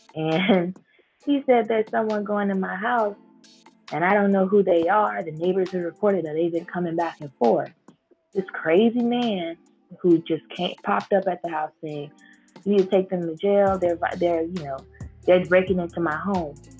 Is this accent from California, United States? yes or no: no; Fort Lauderdale, Florida, United States; I'm born and raised in Fort Lauderdale